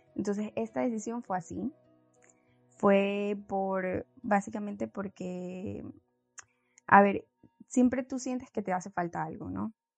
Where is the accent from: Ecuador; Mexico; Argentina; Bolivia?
Ecuador; Guayaquil, Guayas; also born or lived in Spain; soy de Ecuador, de Guayaquil, pues tengo 28 años